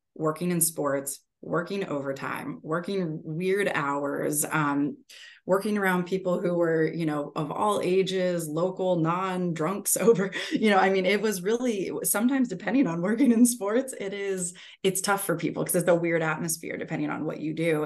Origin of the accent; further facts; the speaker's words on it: Erie, Pennsylvania, United States; moved away as an adult; also born or lived in West Virginia / Charlotte; grew up in Erie, Pennsylvania.